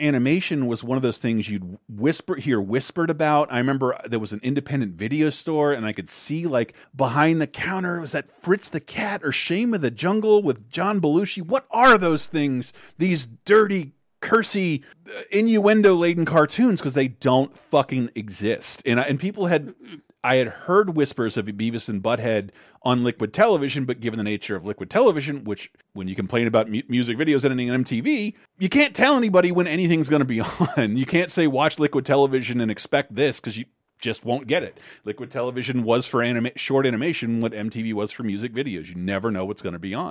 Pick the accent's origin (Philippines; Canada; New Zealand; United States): United States; the South; I'm a little kid growing up in the South